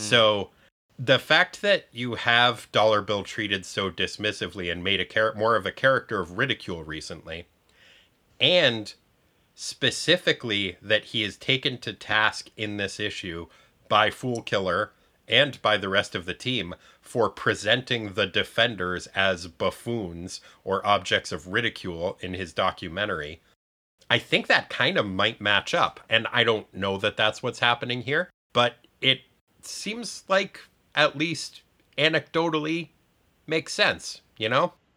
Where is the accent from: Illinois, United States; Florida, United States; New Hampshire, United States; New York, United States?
New Hampshire, United States; Farmington; I grew up in Farmington, New Hampshire